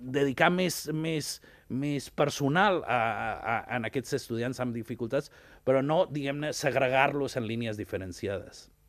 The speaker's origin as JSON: {"language": "Catalan", "town": "Ibiza", "region": "Balearic Islands", "country": "Spain", "tie": "born or raised there", "moved": "yes", "said": "Jo sóc nascut a Eivissa"}